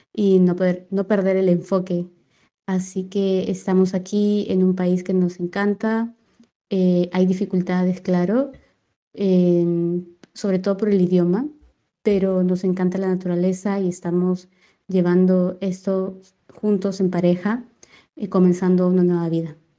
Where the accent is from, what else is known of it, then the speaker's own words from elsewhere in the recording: Lima, Peru; moved away as an adult; now in Oslo, Norway; de Lima, Perú